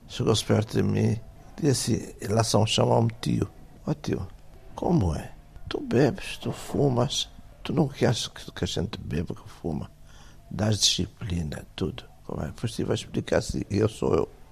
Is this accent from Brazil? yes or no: no; Angola; moved away as an adult; also born or lived in Cape Verde; now in Portugal; Eu nasci em Angola